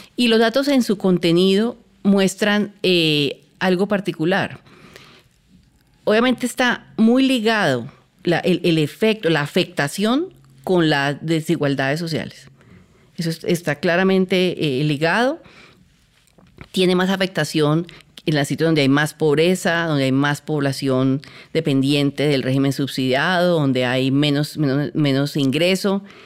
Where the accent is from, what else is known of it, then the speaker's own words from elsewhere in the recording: Cali, Valle del Cauca, Colombia; yo soy caleña